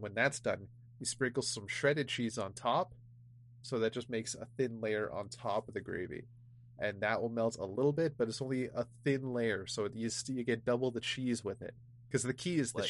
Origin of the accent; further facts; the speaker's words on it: Ontario, Canada; I'm from Ontario